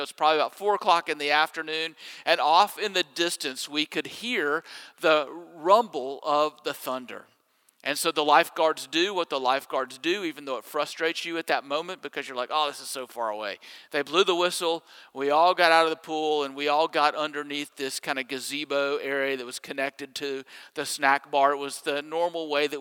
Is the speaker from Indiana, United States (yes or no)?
no; Jackson, Mississippi, United States; When I was growing up in Jackson, Mississippi, my neighborhood pool was only a short bike ride from my house